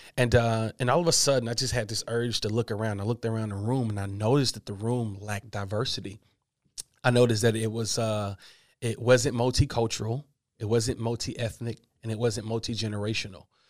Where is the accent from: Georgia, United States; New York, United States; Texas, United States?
Georgia, United States; Atlanta; I grew up in Atlanta, Georgia